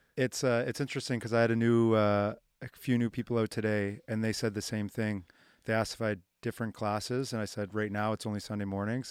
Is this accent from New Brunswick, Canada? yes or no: no; Halifax, Nova Scotia, Canada; where I grew up in the North End